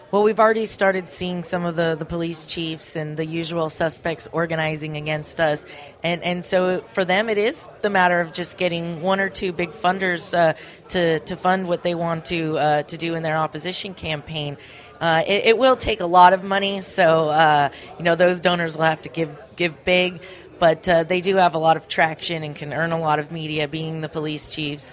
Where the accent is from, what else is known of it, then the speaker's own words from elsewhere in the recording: Ventura County, California, United States; I I grew up in Ventura County